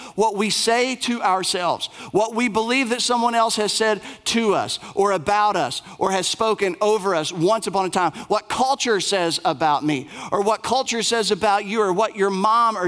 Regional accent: Bell County, Kentucky, United States; moved away; I was raised in Bell County, Kentucky

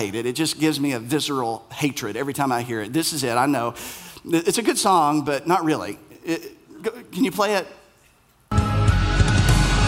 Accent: Middlesboro, Kentucky, United States; I'm from this place in Kentucky. I'm from Bell County. I'm from Middlesboro.

